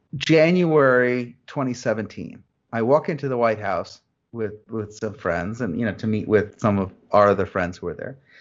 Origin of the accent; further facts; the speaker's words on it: New Jersey, United States; I grew up in New Jersey